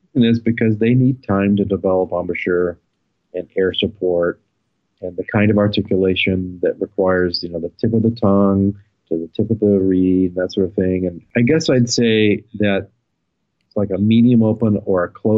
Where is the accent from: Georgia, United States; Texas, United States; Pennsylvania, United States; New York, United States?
Texas, United States; growing up in Texas